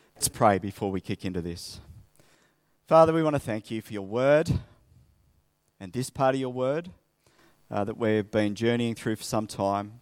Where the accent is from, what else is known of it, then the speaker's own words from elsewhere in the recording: Sydney, New South Wales, Australia; moved away as an adult; also born or lived in Coffs Harbour; I grew up in Sydney.